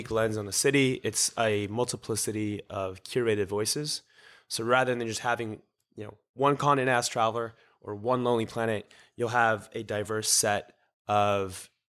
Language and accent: English; New York, United States; also born or lived in Israel; me from israel to new york at nine months